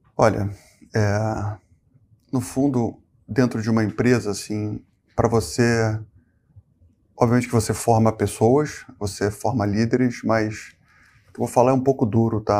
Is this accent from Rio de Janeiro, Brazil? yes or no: yes; Rio de Janeiro, Brazil; moved away as an adult; also born or lived in Porto Alegre; Eu sou carioca.